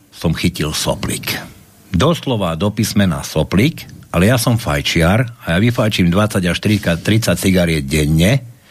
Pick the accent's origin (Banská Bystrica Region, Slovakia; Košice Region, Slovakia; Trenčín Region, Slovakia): Košice Region, Slovakia; Košice; Ja som Košičan, vyrastal som v Košiciach